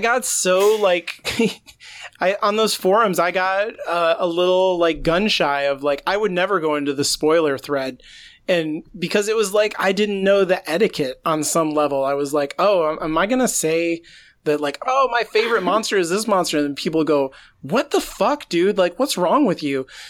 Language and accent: English; United States; as an American